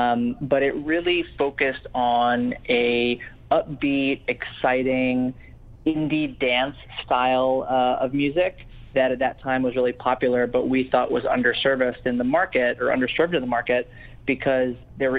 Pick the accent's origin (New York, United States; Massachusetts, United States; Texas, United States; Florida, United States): New York, United States; New York City; also born or lived in New Orleans; I was born and raised here, so I definitely wanted to bring my hometown some marquee events.